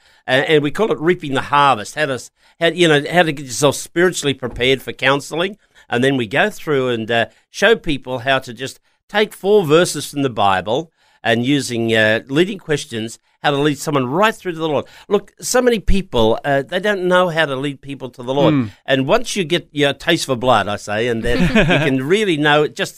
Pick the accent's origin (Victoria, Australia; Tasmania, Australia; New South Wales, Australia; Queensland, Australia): New South Wales, Australia; Lithgow; Actually, I came from the Blue Mountains years ago.